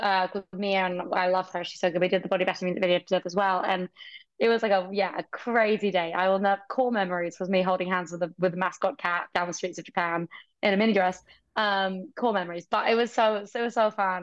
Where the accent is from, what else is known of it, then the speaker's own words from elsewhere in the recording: Brighton, South East England, United Kingdom; I'm from Brighton. That's like where I went to see shows growing up